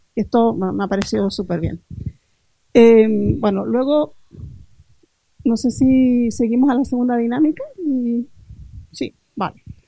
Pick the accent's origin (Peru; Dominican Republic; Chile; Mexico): Chile; moved away as an adult; now in L'Hospitalet de Llobregat, Spain; soy chilena, ya les he dicho un poco de donde hablo también. Eh, me vine hace 14 años a, Hospitalet a vivir